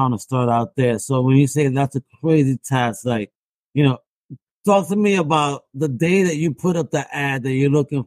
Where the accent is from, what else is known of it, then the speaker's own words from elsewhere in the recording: New York, United States; I'm from New York